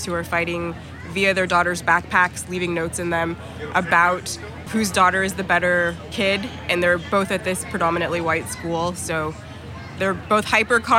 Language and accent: English; Inland Empire, Southern California, United States; also born or lived in Covina / Claremont; I'm from the Inland Empire, so from Southern California